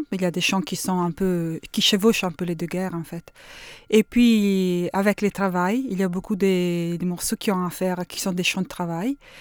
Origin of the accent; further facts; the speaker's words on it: Bologna, Emilia-Romagna, Italy; French is a second language; je viens de Bologne